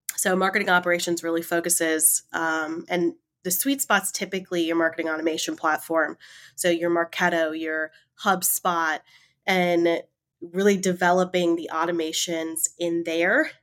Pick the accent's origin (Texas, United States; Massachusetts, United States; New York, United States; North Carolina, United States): North Carolina, United States; Raleigh; accent: southern drawl; I, I definitely have the little southern drawl. I am from Raleigh, North Carolina, in the States